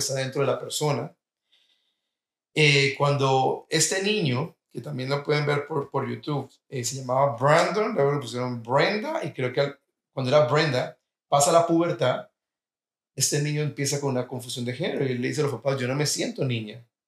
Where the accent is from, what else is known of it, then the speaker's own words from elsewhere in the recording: Colombia; now in United States; Yo como colombiano, cuando llegué a los Estados Unidos